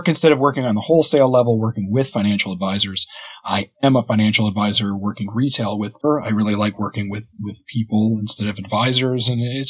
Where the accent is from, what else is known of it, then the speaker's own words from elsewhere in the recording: East Coast of Canada, Atlantic Canada, Canada; moved away as an adult; originally, I'm from the East Coast of Canada, and it's a much laid-back sort of lifestyle, very family-oriented